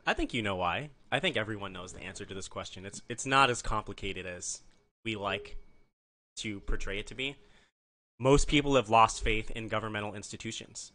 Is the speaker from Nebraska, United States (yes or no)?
yes; Nebraska, United States; also born or lived in Arizona; now in Maryland, United States; I'm from Nebraska originally